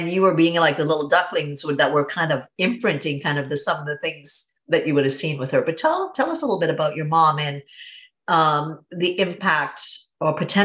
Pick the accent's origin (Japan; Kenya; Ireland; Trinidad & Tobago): Trinidad & Tobago; I'm from Trinidad and Tobago, very, you know, very traditional kind of situation. My mom stayed at home with us